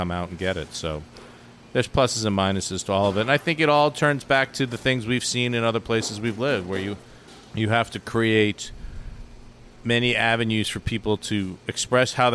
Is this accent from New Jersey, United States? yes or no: no; New York City, New York, United States; also born or lived in San Francisco; now in Atlanta, United States; Growing up in the Bronx